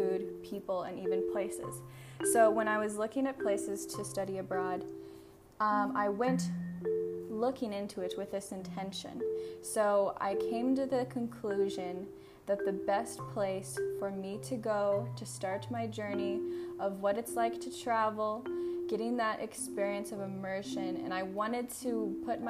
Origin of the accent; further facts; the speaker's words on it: Iowa, Missouri area, Midwest, United States; moved away as an adult; now in Thailand; I grew up in rural America in the US, Iowa, Illinois, Missouri area, the Midwest